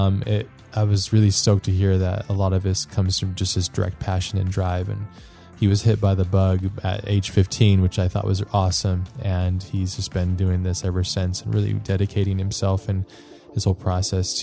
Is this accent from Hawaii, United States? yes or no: yes; Hawaii, United States; moved away; I grew up there, so I spent about 10 years of my life there.